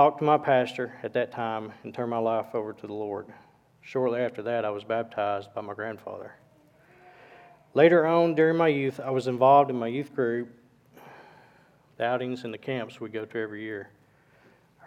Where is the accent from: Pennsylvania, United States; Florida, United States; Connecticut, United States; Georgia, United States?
Georgia, United States; Cohutta; also born or lived in Dalton, Georgia; I was born in Dalton, Georgia in 1981. I was raised in a small town of Cahutta, Georgia